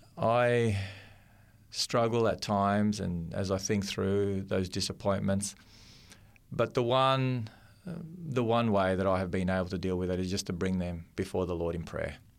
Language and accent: English; Melbourne, Victoria, Australia; I grew up in Melbourne, and Melbourne's a little bit cool in the winter time.